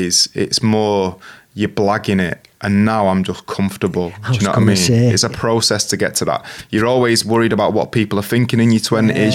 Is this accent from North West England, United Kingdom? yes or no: yes; Manchester, North West England, United Kingdom; I was born in St. Mary's Hospital, 1982, Manchester.